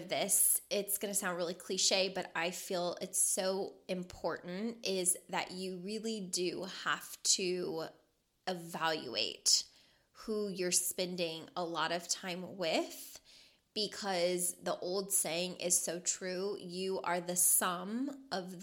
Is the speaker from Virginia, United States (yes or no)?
no; Louisville, Kentucky, United States; moved away as an adult; now in Las Vegas, United States; I was born and raised in Louisville, Kentucky